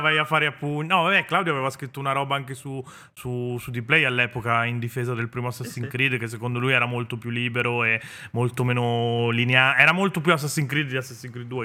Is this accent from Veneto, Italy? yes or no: yes; Venice, Veneto, Italy; sono veneziano